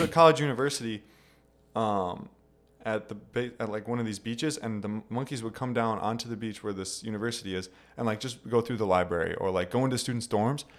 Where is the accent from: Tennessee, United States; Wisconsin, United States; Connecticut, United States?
Wisconsin, United States; also born or lived in Taiwan; we're coming from Wisconsin